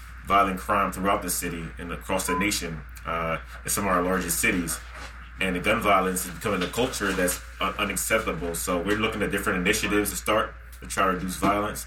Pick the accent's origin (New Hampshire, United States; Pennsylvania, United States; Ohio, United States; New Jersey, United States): Pennsylvania, United States; Philadelphia; I was growing up in North Philly